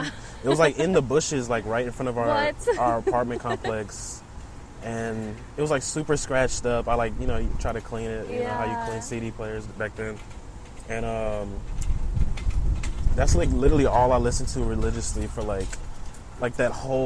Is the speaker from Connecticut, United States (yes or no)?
no; Houston, Texas, United States; also born or lived in Saint Lucia; I grew up in Houston. I've been in Houston since I was, like, I want to say, like, 4, maybe 5 years old